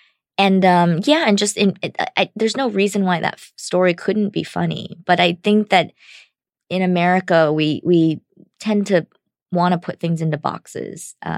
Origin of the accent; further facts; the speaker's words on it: United States; Because as an American, that's my experience going back to my home country.